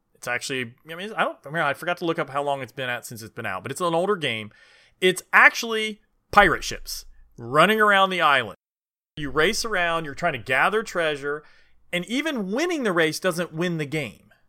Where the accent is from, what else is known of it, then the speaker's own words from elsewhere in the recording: Indiana, United States; I grew up in Indiana